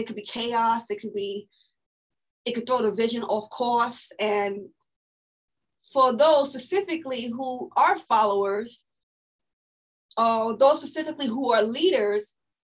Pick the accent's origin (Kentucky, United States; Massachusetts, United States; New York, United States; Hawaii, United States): New York, United States; New York City; I'm born and raised here in Brooklyn, New York. And I am from East New York